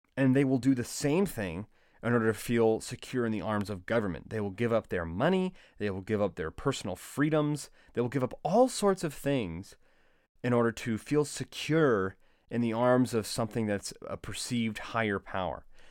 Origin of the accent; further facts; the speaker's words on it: United States; as an American